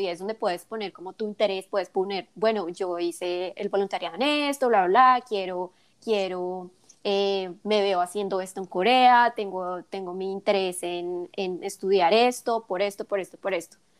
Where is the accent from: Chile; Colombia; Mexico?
Colombia; also born or lived in South Korea; now in United States; mis, experiencias como colombiana viviendo en Estados Unidos